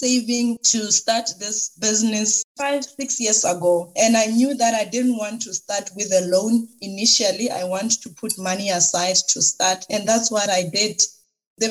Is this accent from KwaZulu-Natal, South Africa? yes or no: no; Limpopo, South Africa; I am originally from Limpopo province. I grew up there.